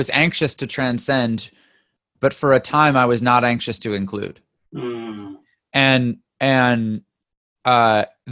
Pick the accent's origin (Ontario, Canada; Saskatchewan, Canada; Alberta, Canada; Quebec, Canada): Ontario, Canada; also born or lived in Vancouver, British Columbia, Canada; now in California, United States; I was born in Vancouver, but mostly grew up in Ontario